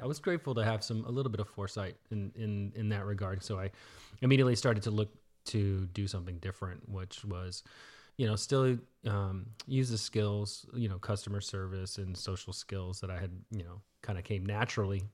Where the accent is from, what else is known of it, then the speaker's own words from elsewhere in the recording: Dallas, Texas, United States; also born or lived in Florida / Garland, Texas; I say I'm from Dallas